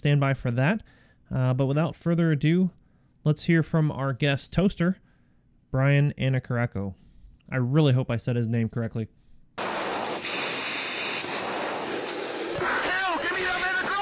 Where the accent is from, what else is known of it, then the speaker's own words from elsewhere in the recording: right outside of Tampa, Florida, United States; now in North Carolina, United States; where I grew up, it was, you know, right outside of Tampa